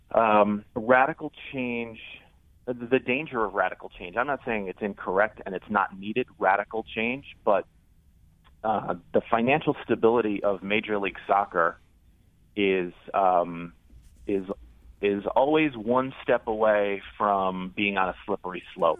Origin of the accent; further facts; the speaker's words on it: United States; I'm American